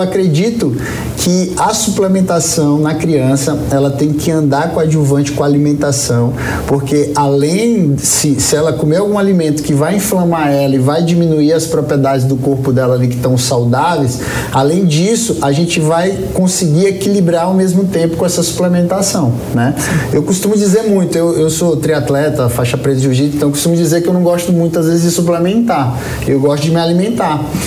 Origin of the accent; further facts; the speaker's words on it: Northeast Region, Brazil; sou do, do Nordeste